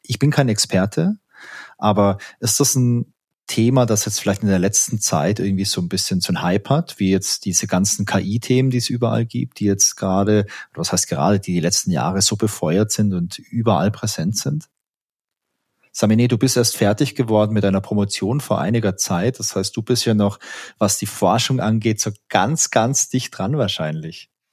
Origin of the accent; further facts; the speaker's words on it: Southern Germany, Germany; ich komme ja aus Süddeutschland und da ist man ja immer sehr knausrig